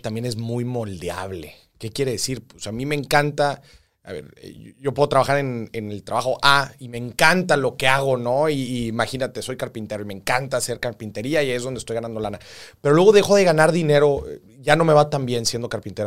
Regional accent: Mexico

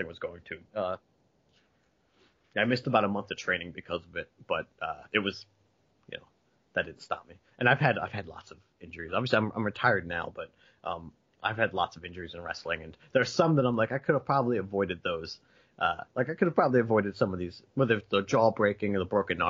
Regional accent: near Philadelphia, New Jersey, United States; I didn't grow up in Philadelphia proper. I grew up across the bridge.

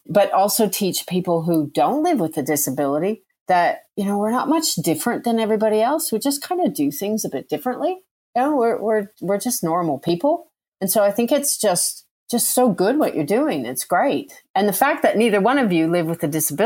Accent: Canada; now in Melbourne, Australia; I'm Canadian born, and I actually have dual citizenship

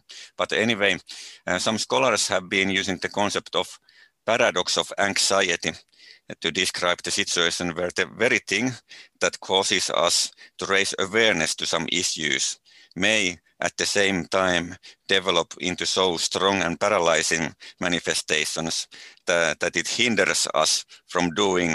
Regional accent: Finland; mostly in my home country

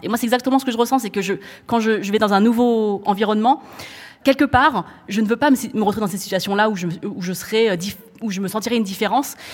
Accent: France; je suis française, chinoise, cambodgienne de par ma, ma famille

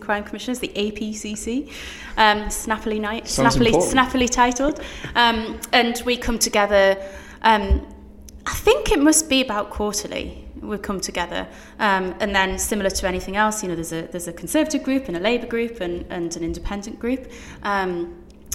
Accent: Newcastle upon Tyne, North East England, United Kingdom; I'm from Newcastle, born and raised

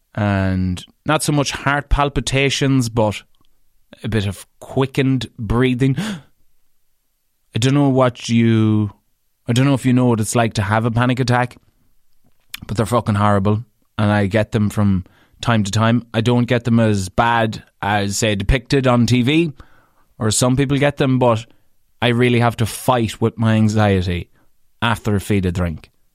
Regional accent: Ireland; as an Irish man.

